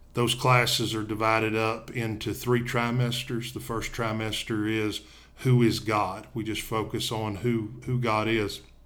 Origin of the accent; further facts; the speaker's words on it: Tennessee, United States; now in Coleman, Alabama, United States; I'm originally from Tennessee, but we live and work in Coleman, Alabama